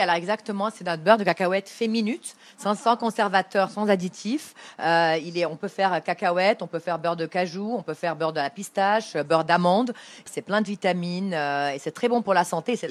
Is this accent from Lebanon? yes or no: yes; Beirut, Beirut Governorate, Lebanon; Je viens de Beyrouth, du Liban